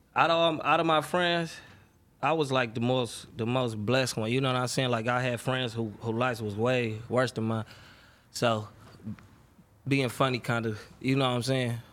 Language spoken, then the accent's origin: English; Detroit, Michigan, United States; I grew up on the west side of Detroit, on Seven Mile, Seven Mile Southfield area